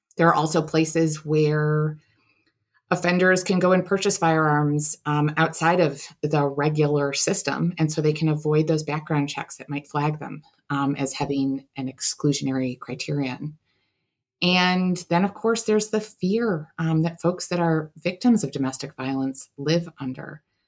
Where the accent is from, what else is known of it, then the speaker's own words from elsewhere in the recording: Buffalo, New York, United States; I grew up in Buffalo, New York